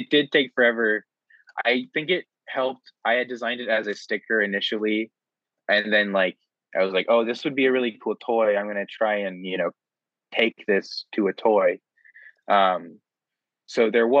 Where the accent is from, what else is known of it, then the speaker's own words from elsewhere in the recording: Ohio, United States; I'm from Ohio